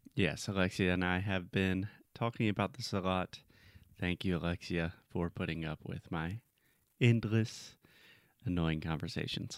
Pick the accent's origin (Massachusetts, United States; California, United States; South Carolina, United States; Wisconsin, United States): South Carolina, United States; my home state of South Carolina.